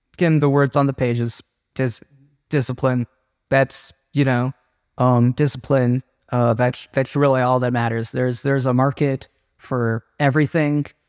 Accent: Southern Virginia, United States; I grew up in Southern Virginia

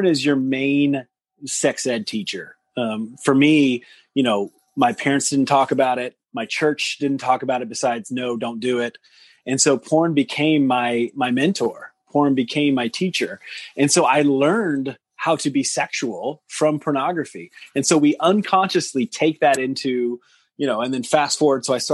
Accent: Deep South, United States; growing up in the South, in the deep South

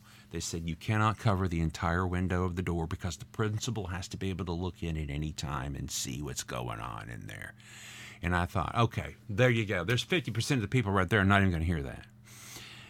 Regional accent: Farragut, Tennessee, United States; I didn't start Farragut until grade 2

